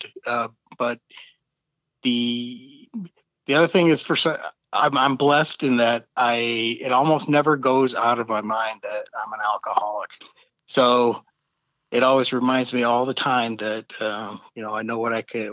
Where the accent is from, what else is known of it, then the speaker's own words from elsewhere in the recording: St. Louis, Missouri, United States; I grew up in St. Louis.